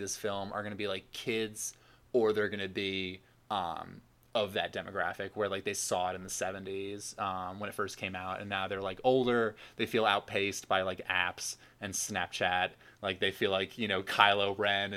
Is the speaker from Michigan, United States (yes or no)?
no; the New York area, United States; moved away as an adult; now in Washington, D.C., United States; I'm from the New York area